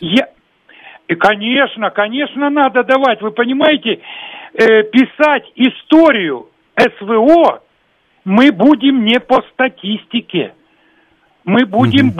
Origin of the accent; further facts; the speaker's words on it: Kharkiv, Kharkiv Oblast, Ukraine; moved away; сам родился и вырос в Харькове